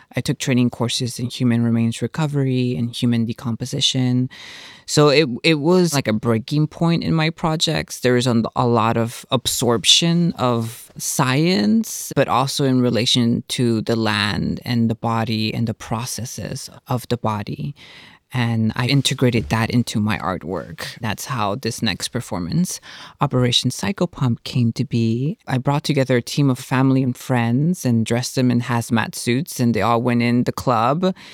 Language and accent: English; Houston, Texas, United States; I'm from, born and raised in Houston, so I'm a Texas girl